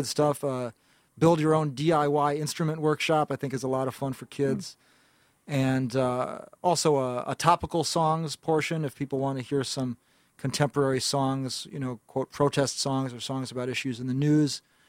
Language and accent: English; New York City, New York, United States; I'm from Greenwich Village, originally in the West Village there in Manhattan, and I was growing up going to high school in the mid-late 1990s there